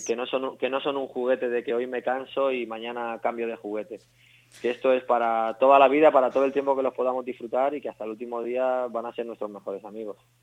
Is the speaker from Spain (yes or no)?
yes; Mallorca, Balearic Islands, Spain; moved away as an adult; now in Madrid, Spain; soy de Mallorca, me trasladé a Madrid hace 10 años